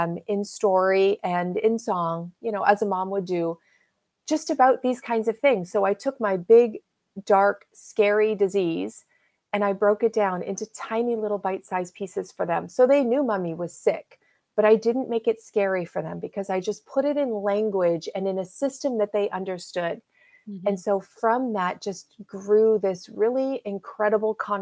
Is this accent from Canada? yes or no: yes; Canada; I'm Canadian. I live in the Pacific Northwest